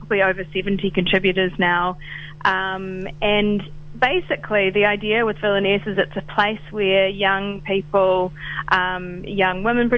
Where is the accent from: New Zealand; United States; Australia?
New Zealand; Rotorua, Bay of Plenty; now in Auckland, New Zealand; I'm originally from Rotorua, but okay. I am living in Auckland.